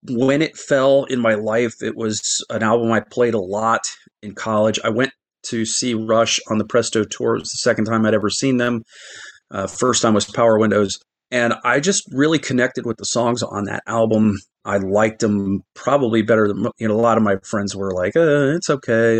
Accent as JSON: {"language": "English", "region": "Midwest", "country": "United States", "tie": "born or raised there", "said": "I grew up in the Midwest"}